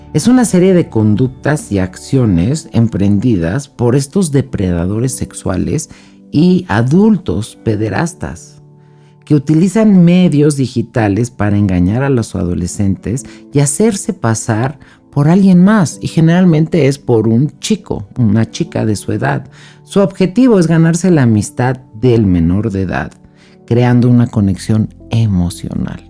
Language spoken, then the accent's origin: Spanish; Mexico; mi país, en México